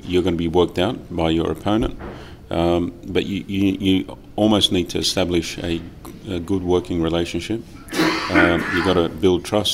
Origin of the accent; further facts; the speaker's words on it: Sydney, New South Wales, Australia; I hail from Sydney, Australia